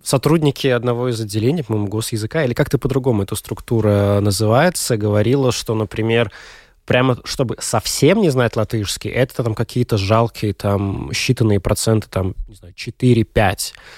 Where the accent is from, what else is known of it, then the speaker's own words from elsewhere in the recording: Daugavpils, Latgale, Latvia; В моей девятой средней школе в Даугавпилсе училась